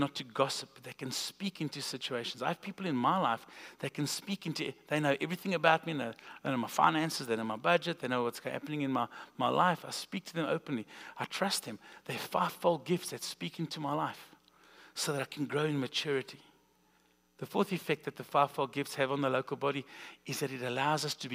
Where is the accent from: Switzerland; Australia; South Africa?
South Africa; now in Springfield, United States; we're from South Africa, if you didn't catch the accent